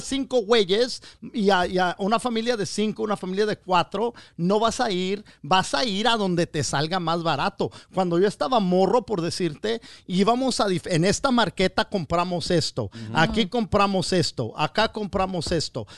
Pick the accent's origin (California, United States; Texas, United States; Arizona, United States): California, United States; Wilmington; la raza de Wilmington, de donde soy yo